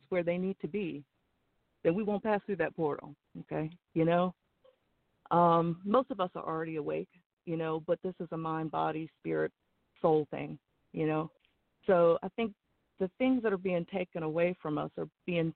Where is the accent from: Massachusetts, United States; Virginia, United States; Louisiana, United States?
Virginia, United States; now in South Carolina, United States; I'm actually from Virginia.